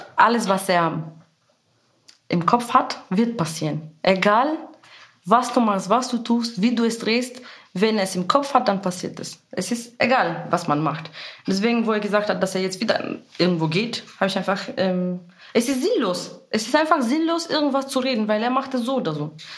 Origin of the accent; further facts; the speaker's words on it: Bulgaria; German is a second language; moved away as an adult; now in Germany; ich komme aus Bulgarien, bin seit zehn Jahren in Deutschland